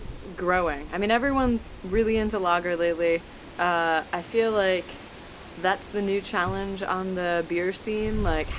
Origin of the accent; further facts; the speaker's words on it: United States; as an American